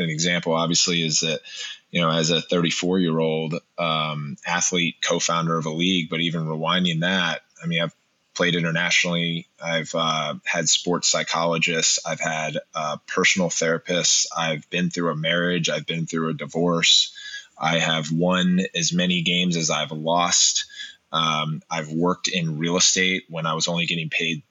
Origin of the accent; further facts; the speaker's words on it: Montgomery Village, Maryland, United States; I grew up in Montgomery Village, Maryland.